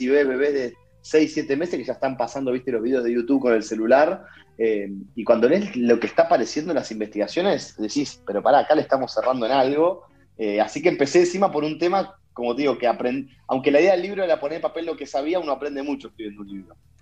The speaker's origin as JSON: {"language": "Spanish", "town": "Bahía Blanca", "region": "Buenos Aires Province", "country": "Argentina", "said": "desde el interior, desde la República de Bahía Blanca"}